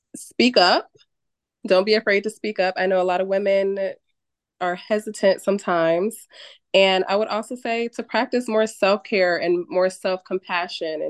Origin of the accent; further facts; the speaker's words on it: New Haven, Connecticut, United States; I am from New Haven, Connecticut.